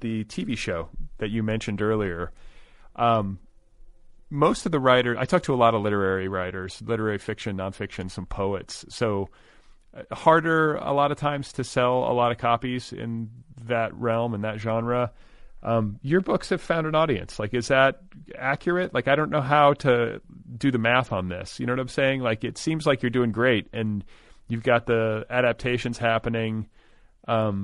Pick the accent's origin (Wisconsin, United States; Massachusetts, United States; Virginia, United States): Wisconsin, United States; Milwaukee; moved away as an adult; now in Los Angeles, United States; I grew up in Milwaukee.